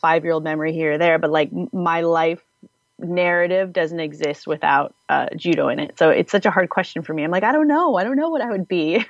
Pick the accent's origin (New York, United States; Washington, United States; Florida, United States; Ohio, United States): Washington, United States; I'm originally from Washington State. There's an area up there called Puget Sound with an island called Whidbey Island. And there is a Naval Air Base there where my dad was stationed.